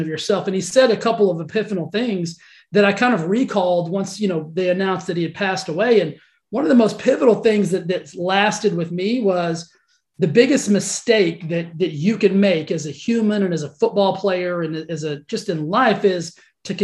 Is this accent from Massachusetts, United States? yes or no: no; Cisco, Texas, United States; accent: twang; now in Palm Springs, United States; I was born in Texas, love Texas